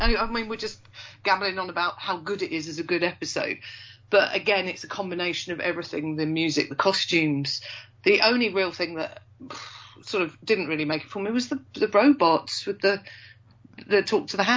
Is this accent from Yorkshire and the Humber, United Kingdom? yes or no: yes; Yorkshire and the Humber, United Kingdom; I am from Yorkshire.